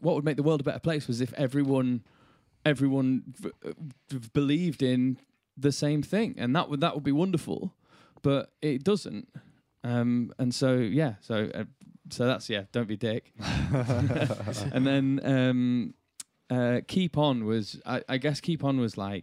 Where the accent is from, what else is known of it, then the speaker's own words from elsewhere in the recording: Bradford, Yorkshire and the Humber, United Kingdom; Growing up in Yorkshire and Bradford